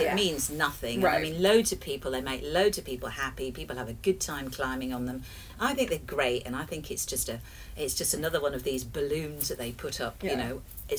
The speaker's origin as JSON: {"language": "English", "region": "England", "country": "United Kingdom", "moved": "yes", "lives_now": "Amsterdam, Netherlands", "said": "We are English."}